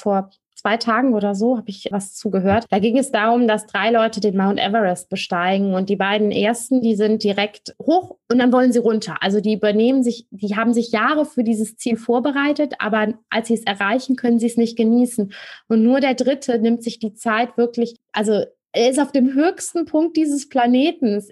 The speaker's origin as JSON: {"language": "German", "region": "Rhineland", "country": "Germany", "said": "Ich komme aus dem Rheinland und da kennt man den Karneval"}